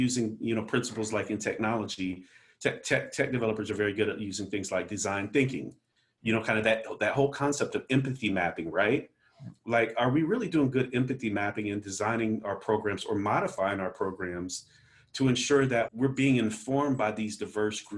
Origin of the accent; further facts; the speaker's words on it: Omaha, Nebraska, United States; I'm from Omaha, Nebraska. I work for the Kansas City Fed